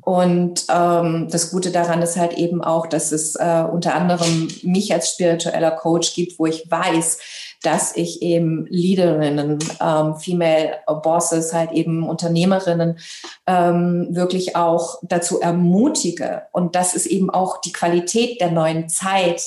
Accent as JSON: {"language": "German", "town": "Hanau", "region": "Hesse", "country": "Germany", "tie": "born or raised there", "also_born_or_lived": "Libya / Frankfurt am Main / Italy / England", "first_language": "German", "said": "ich bin ähm, in Libyen geboren, habe, äh, habe eben auch eine deutsche Mama. Deswegen ist das eben auch meine Muttersprache und es hat mich eben auch in dieses Land geführt. Ähm, wir sind damals halt eben auch geflüchtet und ich habe dann meine Jugend ähm, und eben auch mein Abitur in Hanau gemacht, in Hessen"}